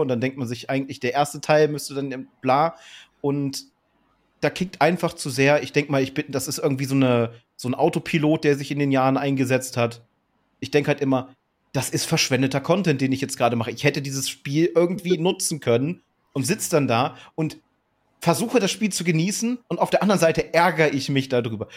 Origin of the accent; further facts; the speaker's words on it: Germany; ich natürlich als Deutscher